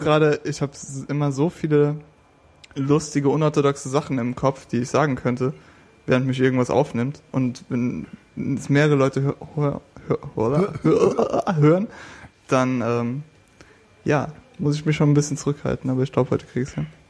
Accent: West Germany, Germany; Ich komme aus dem Westen

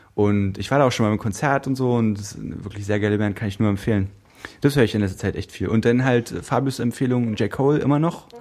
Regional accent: Brandenburg, Germany; Ich komme aus Brandenburg

